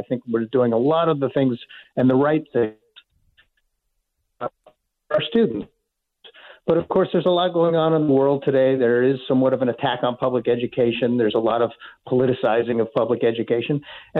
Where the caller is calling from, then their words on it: Chile; I am down at the bottom of the earth in Chile.